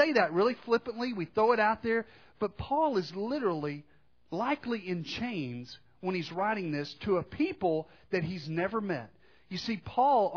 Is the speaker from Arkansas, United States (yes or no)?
yes; Arkansas, United States; growing up in Arkansas